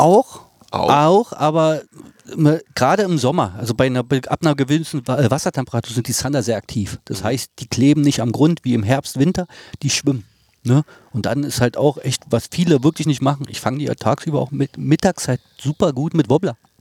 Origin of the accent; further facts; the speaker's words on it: Berlin, Germany; bin da aufgewachsen, kenne da alle